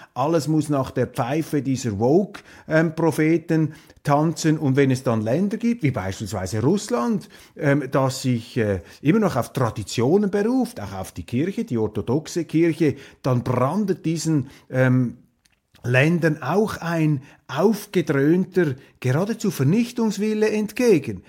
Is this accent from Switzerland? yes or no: yes; Switzerland; als Schweizer